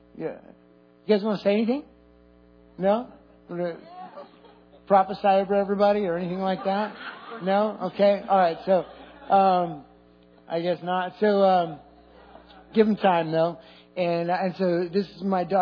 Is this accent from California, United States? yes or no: yes; Clearlake, California, United States; I grew up in Clear Lake, California, Assemblies of God Church there for most of those years